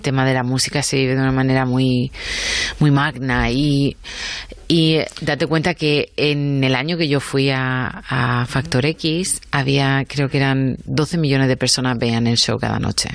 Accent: United States; moved away; also born or lived in England / southern Spain; yo me crié en Estados Unidos, luego he vivido en Inglaterra muchos años y soy española

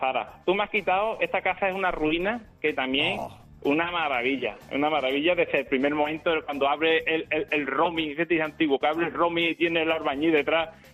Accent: Lebrija, Andalusia, Spain; de Lebrija, Sevilla

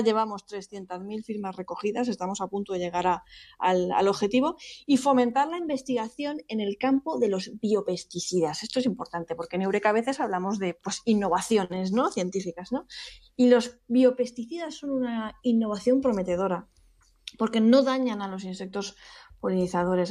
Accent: Spain

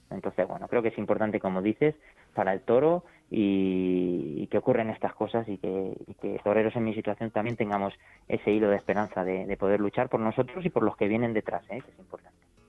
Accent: Albacete, Castilla-La Mancha, Spain; Llevaba muchos años en Albacete sobreviviendo

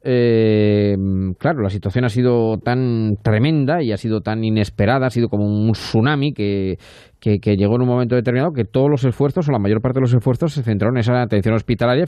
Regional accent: Castilla-La Mancha, Spain; somos los dos manchegos y nos entendemos con ese tipo de expresiones

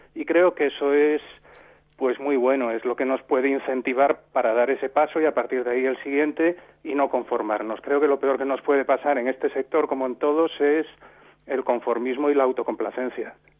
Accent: Santiago de Compostela, Galicia, Spain; now in Rías Baixas, Spain; yo soy de Santiago de Compostela, vivo en las Rías Baixas

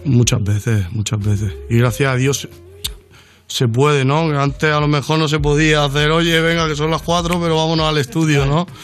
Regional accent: Mallorca, Balearic Islands, Spain; Yo que soy de Mallorca

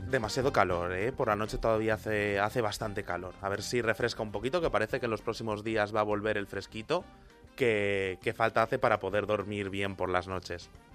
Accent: Madrid, Community of Madrid, Spain; que soy de Madrid

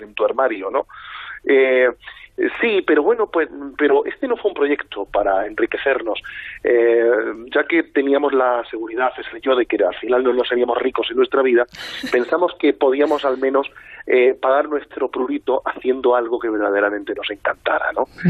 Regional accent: Madrid, Community of Madrid, Spain; yo soy muy madrileño

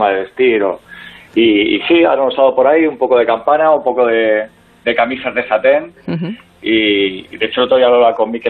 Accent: Region of Murcia, Spain; lo mismo con, el AVE, que somos de Murcia

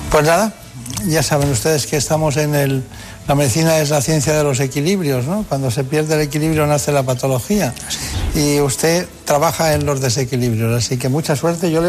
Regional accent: Castilla-La Mancha, Spain; born or raised there; also born or lived in Requena, Valencia

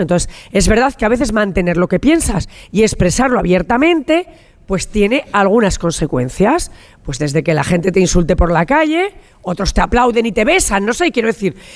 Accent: La Rioja, Spain; soy riojana y como riojana, en esta Santa Rioja eh, eh, me he pasado toda mi infancia

